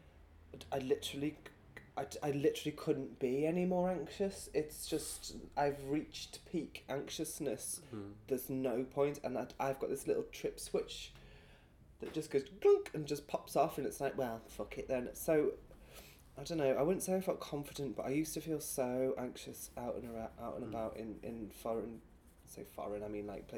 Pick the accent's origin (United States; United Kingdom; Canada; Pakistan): United Kingdom; Birkenhead, North West England; accent: northern; moved away; I was back in Birkenhead at the weekend to see my brother and my family